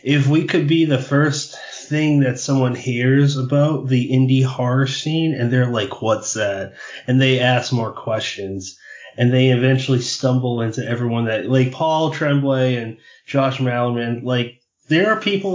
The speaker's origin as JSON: {"language": "English", "region": "New England", "country": "United States", "said": "we're both from New England"}